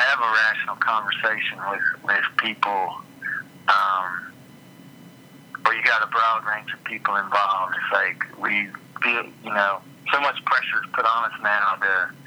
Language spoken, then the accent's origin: English; Tennessee, United States; now in Kentucky, United States; I'm originally from Tennessee